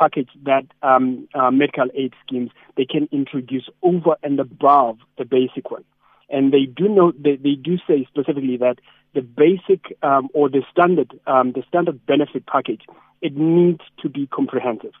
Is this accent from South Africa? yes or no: yes; King William's Town, Eastern Cape, South Africa; King William's Town. I know we're not small. I mean, my hometown